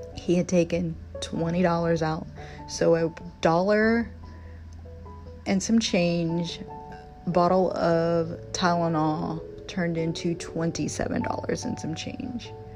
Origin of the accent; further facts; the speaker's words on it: Virginia, United States; moved away; my home state, which is Virginia